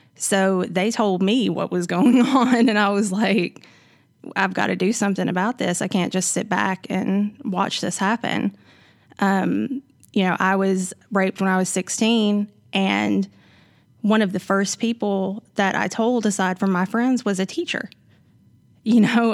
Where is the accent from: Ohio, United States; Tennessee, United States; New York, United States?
Tennessee, United States; Savannah; I'm from here. I'm from Savannah. It's right up the road.